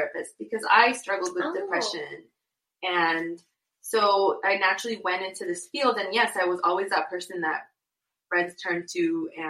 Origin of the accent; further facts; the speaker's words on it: Inglewood, California, United States; also born or lived in Guadalajara, Mexico / Santa Monica, California; I was born in Guadalajara, and I moved to Los Angeles when I was a little girl, when I was one. And I grew up in Santa Monica / Inglewood